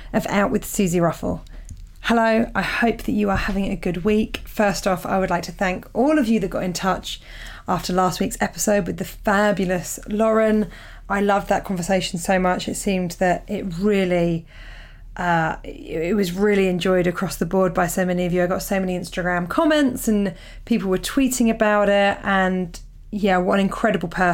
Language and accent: English; Portsmouth, South East England, United Kingdom; moved away; Portsmouth New Theatre Royal. This is my hometown gig